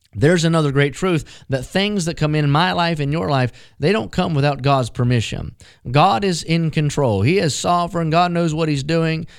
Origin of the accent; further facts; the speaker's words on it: West Virginia, United States; Growing up in West Virginia